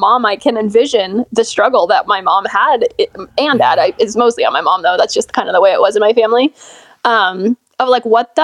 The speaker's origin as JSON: {"language": "English", "area": "Orange County", "region": "California", "country": "United States", "tie": "born or raised there", "moved": "as an adult", "said": "I lived in Orange County"}